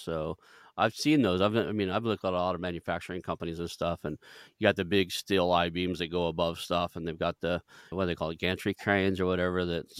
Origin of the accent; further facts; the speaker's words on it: Oklahoma, United States; you were in a little town called Kiefer, which is probably only about 15, 20 miles from where I grew up.